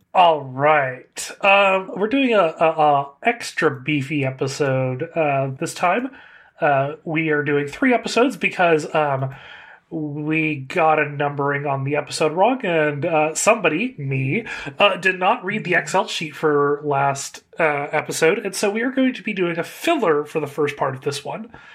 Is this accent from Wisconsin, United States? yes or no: no; California, United States; as a Californian